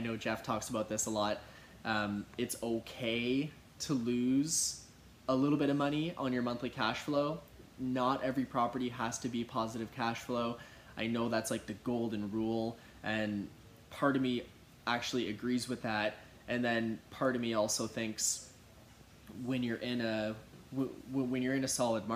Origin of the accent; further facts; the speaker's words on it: Kitchener, Ontario, Canada; I grew up in Kitchener-Waterloo